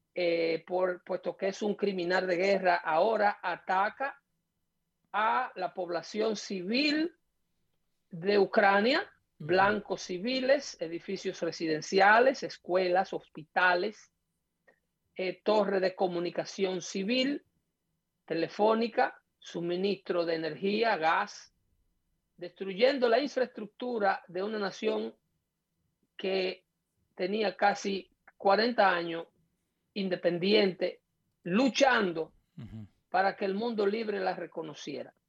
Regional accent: Dominican Republic; moved away as an adult; now in United States; un vínculo directo, cultural fuerte, ligado a la dominicanidad, en el caso mío

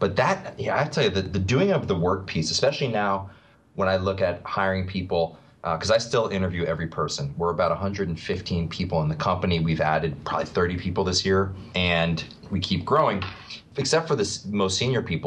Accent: New York, United States; also born or lived in Philadelphia, Pennsylvania; I grew up in New York and then in Philadelphia. And now I live outside of New York City

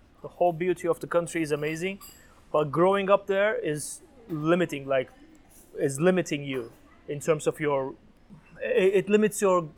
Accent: Antalya and Mersin, Mediterranean Region, Turkey; moved away as an adult; also born or lived in Southeast Turkey / China; now in Phuket, Thailand; I'm from Southeast, which is border to Syria, but I am a Mediterranean child, born and raised in Antalya and Mersin

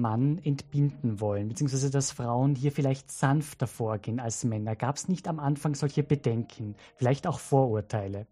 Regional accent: Salzburg, Austria; now in Vienna, Austria; als gebürtiger Salzburger

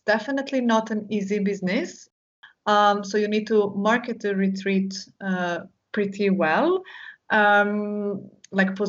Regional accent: Istria County, Croatia; the first retreat that I organized was in my hometown, so in my region, Istria, Croatia

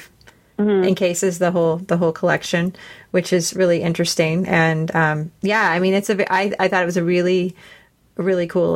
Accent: Detroit, Michigan, United States; now in Grand Rapids, United States; I was born in Detroit

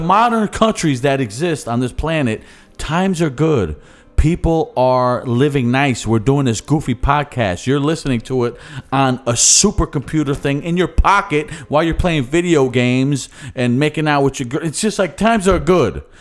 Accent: Philadelphia, Pennsylvania, United States; accent: Philly; my Philly accent

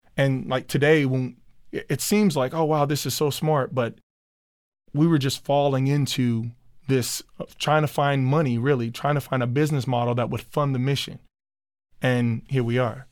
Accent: Chicago, Illinois, United States; moved away as an adult; now in Minneapolis, United States; Me growing up in Chicago where I grew up

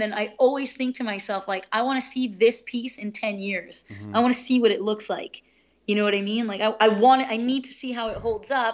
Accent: Pakistan; moved away; I was born in Pakistan

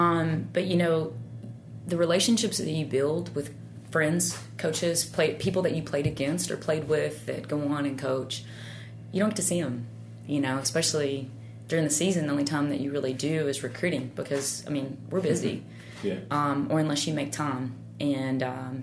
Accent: Tennessee, United States; moved away; growing up in Tennessee

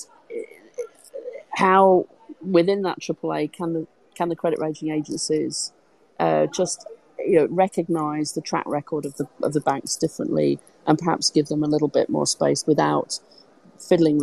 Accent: United Kingdom; I'm British

